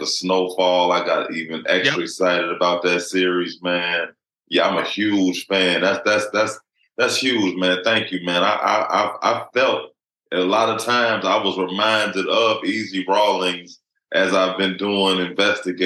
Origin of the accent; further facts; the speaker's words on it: Chicago, Illinois, United States; on the south side of Chicago coming up